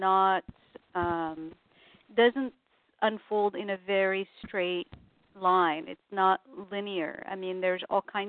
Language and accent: English; Morocco; moved away as an adult; now in Los Angeles, United States; I was born and raised in Morocco